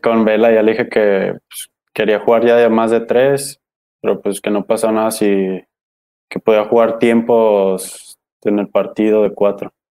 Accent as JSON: {"language": "Spanish", "region": "Jalisco", "country": "Mexico", "said": "soy de aquí, de Jalisco"}